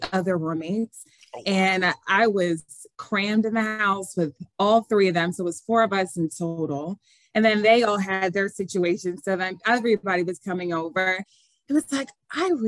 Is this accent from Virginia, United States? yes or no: no; Philadelphia, Pennsylvania, United States; moved away; Philadelphia. I can't forget my hometown